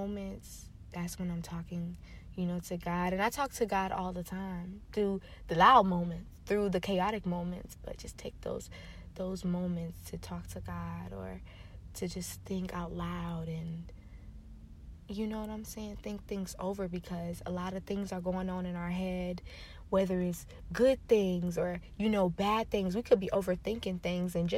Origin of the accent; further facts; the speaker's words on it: Lakeland, Florida, United States; now in Atlanta, United States; I'm from Florida. I'm from Central Florida